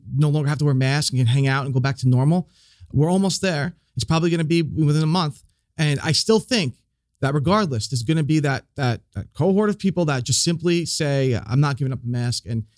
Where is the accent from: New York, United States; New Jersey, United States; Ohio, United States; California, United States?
New York, United States; Oh, New York.